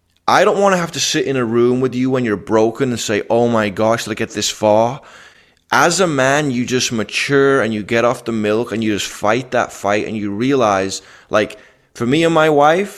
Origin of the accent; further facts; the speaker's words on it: Liverpool, North West England, United Kingdom; moved away; I'm from Liverpool